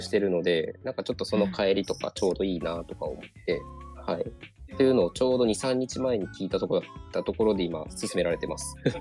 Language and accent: Japanese; Kyoto, Japan; 私も地元が京都なの